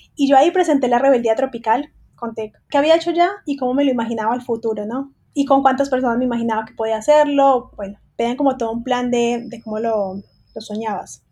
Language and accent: Spanish; Colombia; now in Buenos Aires, Argentina; Yo soy colombiana